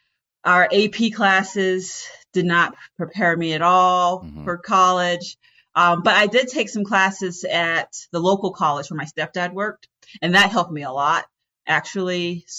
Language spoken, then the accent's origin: English; Tennessee, United States; also born or lived in North Carolina; my mom, we moved from North Carolina to Tennessee because she became a graduate student. She got a PhD in neuroscience, and we lived in dorms, actually, for adults who had families.